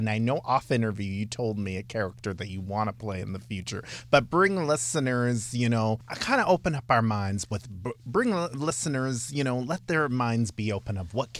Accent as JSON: {"language": "English", "town": "Toronto", "region": "Ontario", "country": "Canada", "said": "I'm from Scarborough, Kingston Road"}